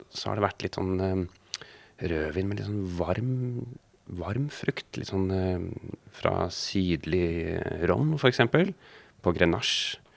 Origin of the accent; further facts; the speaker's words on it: Kristiansand, Agder, Norway; Fordi jeg er fra Kristiansand.